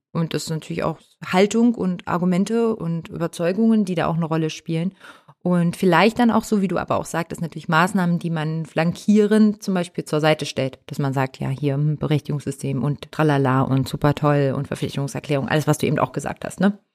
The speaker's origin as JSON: {"language": "German", "region": "Hamburg", "country": "Germany", "said": "ich bin ja Hamburger"}